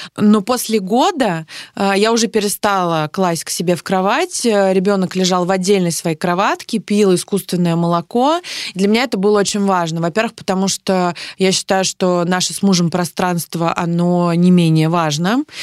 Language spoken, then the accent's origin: Russian; Saint Petersburg, Russia; Я из Петербурга